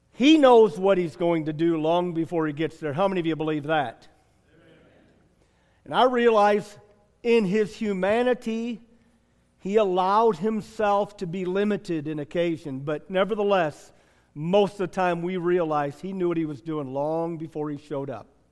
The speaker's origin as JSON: {"language": "English", "region": "Michigan", "country": "United States", "said": "I'm from Michigan"}